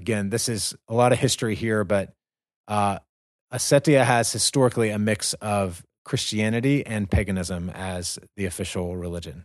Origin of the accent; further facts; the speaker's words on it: North Carolina, United States; I'm from North Carolina